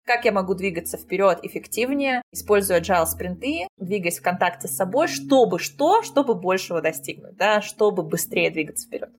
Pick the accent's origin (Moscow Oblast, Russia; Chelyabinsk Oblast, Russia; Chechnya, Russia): Moscow Oblast, Russia; Balashikha; я выросла не в Москве, я выросла в Подмосковье, в подмосковной балашке.